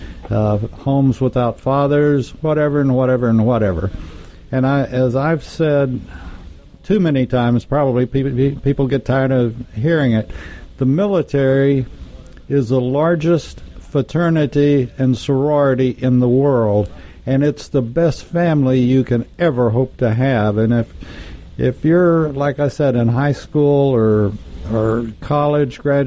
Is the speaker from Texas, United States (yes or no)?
yes; Texas, United States; moved away; I'm from Texas, and we had junior high schools as opposed to middle schools